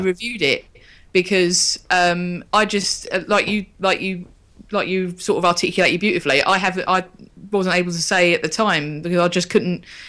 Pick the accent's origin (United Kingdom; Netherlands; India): United Kingdom; Bexley, London; I grew up in Bexley.